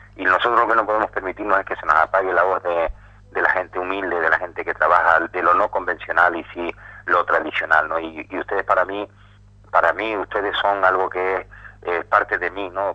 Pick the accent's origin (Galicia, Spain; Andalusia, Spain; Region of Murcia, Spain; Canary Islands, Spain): Canary Islands, Spain; me duele como canario